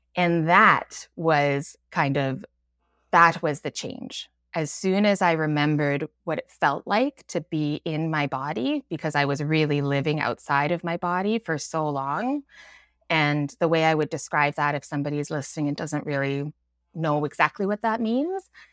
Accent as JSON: {"language": "English", "region": "Alberta", "country": "Canada", "tie": "born or raised there", "moved": "as an adult", "lives_now": "Vancouver, Canada", "said": "I've lived here for about twenty years, but I grew up in Alberta."}